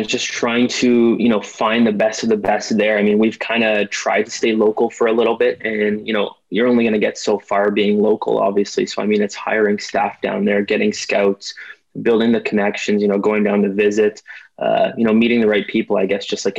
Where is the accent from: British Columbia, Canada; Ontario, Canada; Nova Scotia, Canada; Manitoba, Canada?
Ontario, Canada; Ottawa; I'm from Ottawa, Ontario, Canada.